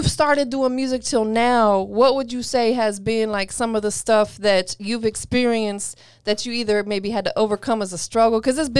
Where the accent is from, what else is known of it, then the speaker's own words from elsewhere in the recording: Florida, United States; You know I'm an old head, right? I'm an OG from Florida.